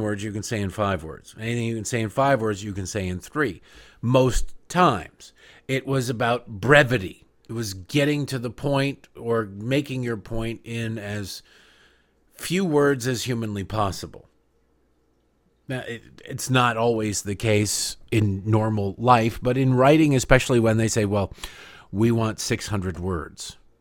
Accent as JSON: {"language": "English", "region": "Michigan", "country": "United States", "tie": "born or raised there", "said": "I grew up in Michigan"}